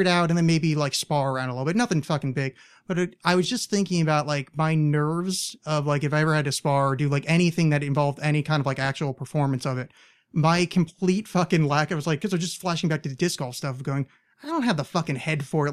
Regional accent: East Coast, United States; moved away as an adult; I grew up on the East Coast

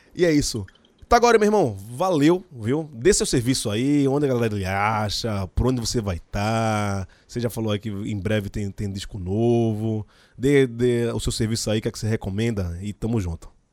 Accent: Jaboatão dos Guararapes, Pernambuco, Brazil; Sou de Candeia, barra de jangada

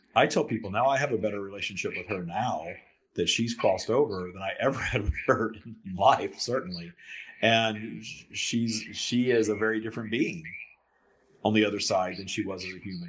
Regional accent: the South, United States; I grew up in the South uh, in in sort of a religious uh, scenario

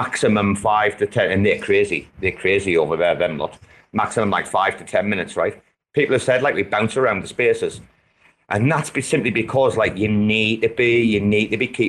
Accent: England, United Kingdom; I'm from England

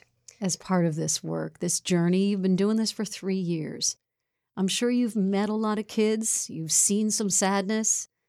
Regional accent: Connecticut, United States; In Connecticut? My home state.

